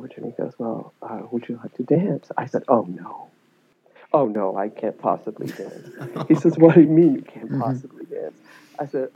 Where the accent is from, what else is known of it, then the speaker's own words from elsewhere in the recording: New York, United States; when I was back in New York